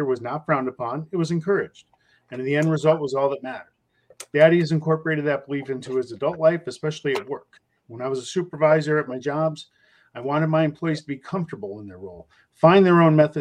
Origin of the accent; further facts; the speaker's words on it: Bay Area, California, United States; I grew up in the Bay Area in the 70s.